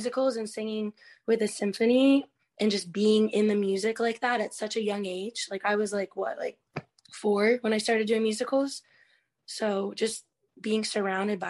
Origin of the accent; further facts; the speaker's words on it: Key West, Florida, United States; I've come full circle in Key West because I grew up with it being very artsy